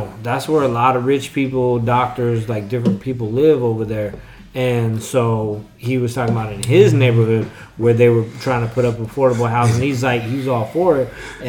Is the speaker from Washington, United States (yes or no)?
yes; Tacoma, Washington, United States; I'm mixed with a bunch of different shit or whatever. Like, I don't need to know all that. I do know I'm from Tacoma.